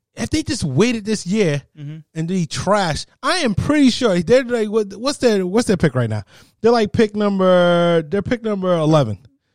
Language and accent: English; New Jersey, United States; I'm from New Jersey.